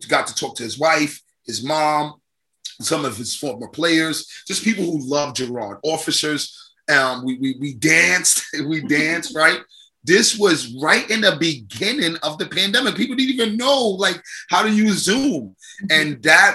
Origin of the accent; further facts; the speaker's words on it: New York, United States; I grew up in Park Hill, Stapleton area. I live in the Stapleton, St. George area